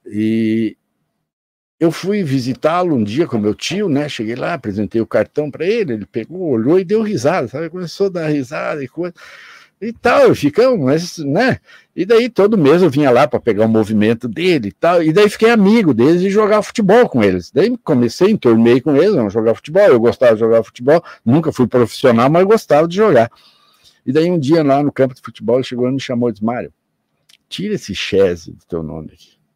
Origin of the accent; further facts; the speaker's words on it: Soledade, Rio Grande do Sul, Brazil; moved away as an adult; also born or lived in Venâncio Aires / Viamão; now in Foz do Iguaçu, Brazil; Eu nasci em Soledade, no Rio Grande do Sul